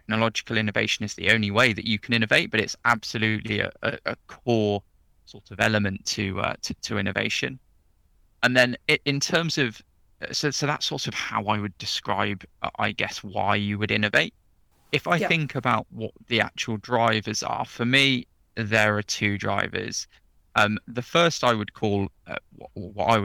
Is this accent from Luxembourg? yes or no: no; Oxford, South East England, United Kingdom; moved away as an adult; now in London, United Kingdom; was born and bred in Oxford, grew up in Oxford, and I'm now living in the heady heights of London